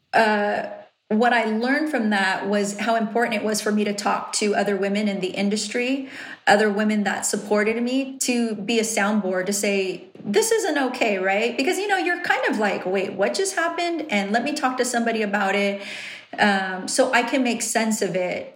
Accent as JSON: {"language": "English", "town": "Riverside", "region": "California", "country": "United States", "tie": "born or raised there", "accent": "valley", "said": "I'm from Riverside and I sound valley? Like, that's where I was born and raised."}